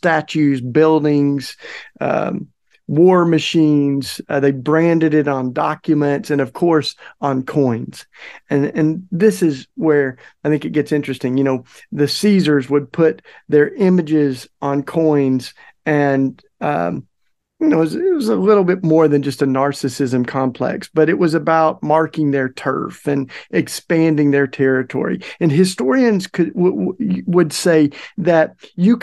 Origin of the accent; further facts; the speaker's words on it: the South, United States; growing up in the South